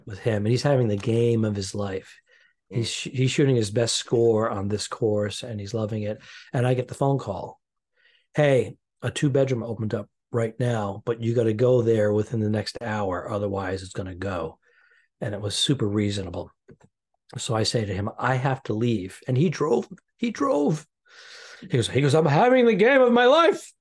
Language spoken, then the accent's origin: English; New England, United States; we're both from New England